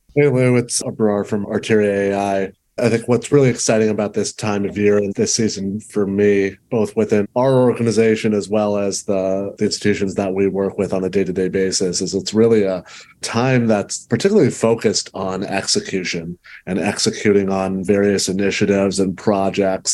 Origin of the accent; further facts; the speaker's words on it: Canada; I'm Canadian